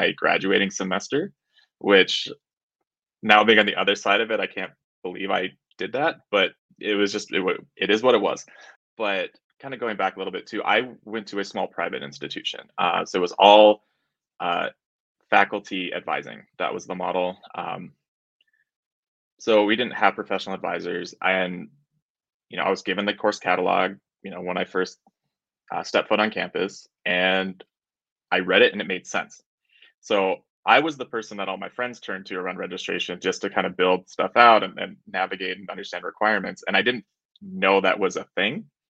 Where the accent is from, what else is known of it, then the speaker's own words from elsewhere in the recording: Colorado, United States; I ended up moving back to my hometown in Colorado